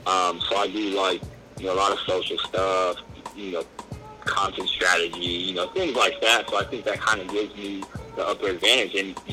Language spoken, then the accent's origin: English; Bell Gardens, California, United States; I'm the Mexican kid from Bell Gardens